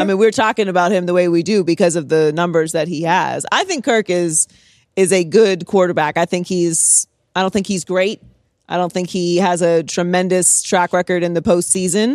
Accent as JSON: {"language": "English", "town": "Pittsburgh", "region": "Pennsylvania", "country": "United States", "tie": "born or raised there", "said": "I'm born and raised in Pittsburgh"}